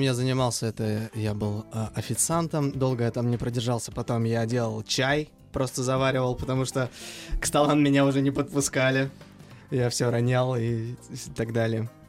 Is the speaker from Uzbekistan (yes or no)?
yes; Uzbekistan; как истинный узбек